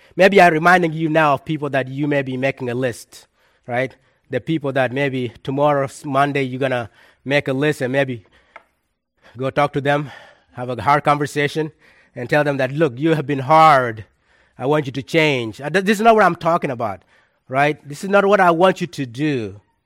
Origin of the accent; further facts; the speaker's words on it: South Sudan; moved away; my hometown in South Sudan